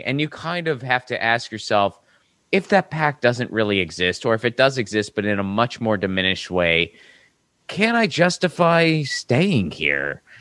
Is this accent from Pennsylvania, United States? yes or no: yes; Pittsburgh, Pennsylvania, United States; moved away as an adult; also born or lived in Seattle / Bloomington, Indiana / Nashville, Tennessee; now in Los Angeles, United States; I lived my entire childhood there